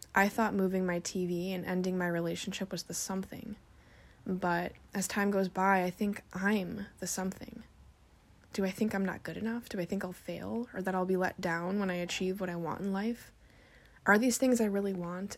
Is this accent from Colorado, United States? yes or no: no; Indiana, United States; moved away as an adult; also born or lived in northern Washington; now in Washington, United States; left my hometown, everybody that I know and love back in my hometown in Indiana, and moved across the country to northern Washington all by myself